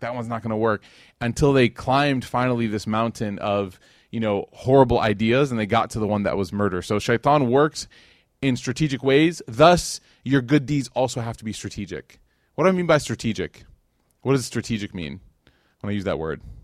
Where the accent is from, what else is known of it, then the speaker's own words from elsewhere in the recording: Chicago, Illinois, United States; moved away as an adult; now in Dallas, United States; that was where I was raised. That was my, my upbringing in Chicago